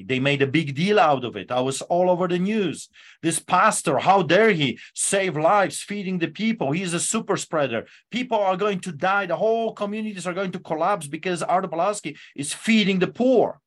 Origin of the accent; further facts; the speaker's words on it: Poland; English is a second language; now in Calgary, Canada; growing up under the boots of the Soviets